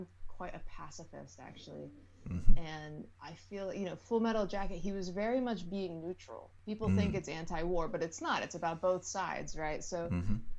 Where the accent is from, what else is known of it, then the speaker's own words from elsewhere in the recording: Downingtown, Pennsylvania, United States; I grew up in a town called Downingtown, Pennsylvania